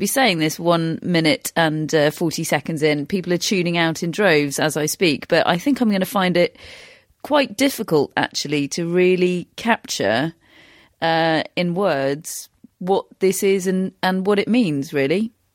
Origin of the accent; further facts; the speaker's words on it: United Kingdom; we are British, we have particular experience of Andy Murray.